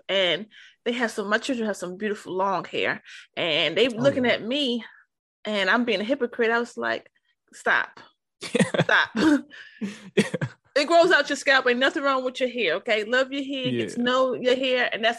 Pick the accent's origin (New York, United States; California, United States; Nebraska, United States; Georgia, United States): New York, United States; New York City; growing up in New York, like, in the 80s and like, you know, early 90s and stuff, most everywhere I went, because I'm from originally from Harlem.